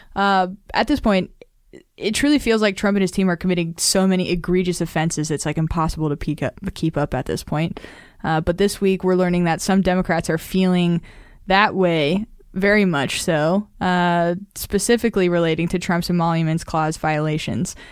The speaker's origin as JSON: {"language": "English", "region": "Nevada", "country": "United States", "tie": "born or raised there", "said": "Nevada, my home state"}